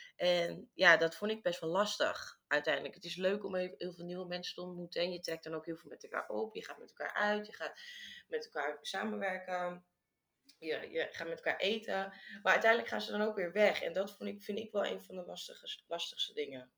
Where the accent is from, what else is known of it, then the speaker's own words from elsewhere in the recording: Amsterdam, North Holland, Netherlands; moved away as an adult; also born or lived in Bali; now in Vietnam; ik kom uit Amsterdam